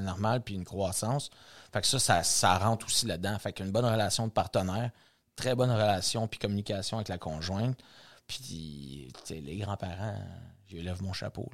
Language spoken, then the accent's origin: French; Saint-Jean-sur-Richelieu, Quebec, Canada; on est à Saint-Jean-sur-Richelieu, c'est ma ville natale